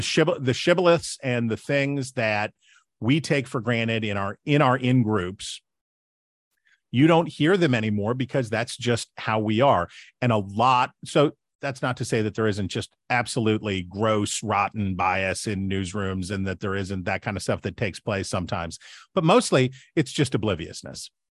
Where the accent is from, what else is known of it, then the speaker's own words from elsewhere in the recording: West Virginia, United States; I'm from West Virginia